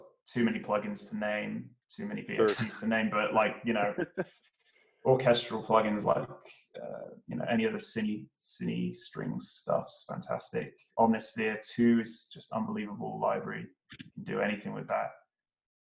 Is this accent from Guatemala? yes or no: no; Bristol, South West England, United Kingdom; Bristol, which is my hometown in England